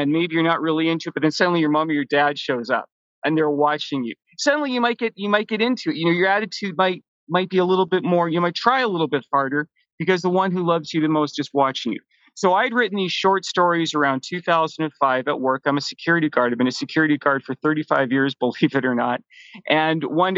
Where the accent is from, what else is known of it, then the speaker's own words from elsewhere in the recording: Vancouver, British Columbia, Canada; also born or lived in Toronto; I was born in Toronto, but mostly I've grown up in Vancouver